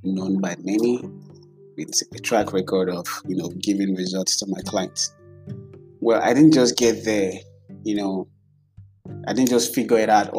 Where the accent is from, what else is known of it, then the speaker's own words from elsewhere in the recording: Nigeria; as a Nigerian